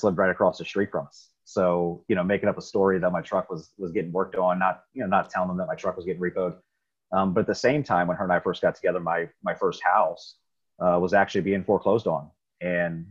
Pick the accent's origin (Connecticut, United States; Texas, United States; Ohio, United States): Ohio, United States; Riverside; I grew up in Riverside, Ohio. It's a little suburb right outside of Dayton